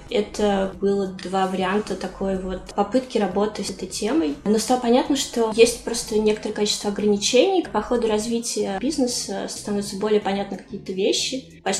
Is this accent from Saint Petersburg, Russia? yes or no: no; Moscow, Russia; да, в Москве.